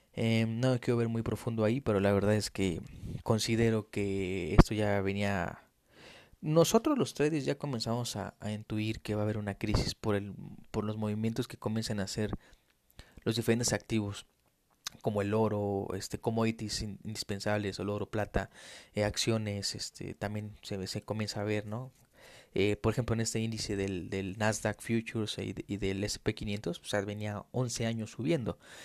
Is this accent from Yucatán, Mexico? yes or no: no; Mexico City, Mexico; Yo soy de México, soy de la Ciudad de México